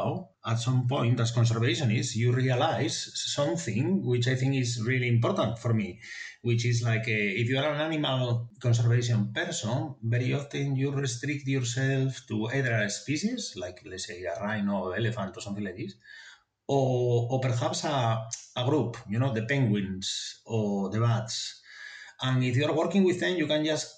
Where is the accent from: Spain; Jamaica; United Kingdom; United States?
Spain; Asturias; English is a second language; moved away; I come from Asturias, which is in the north coast of Spain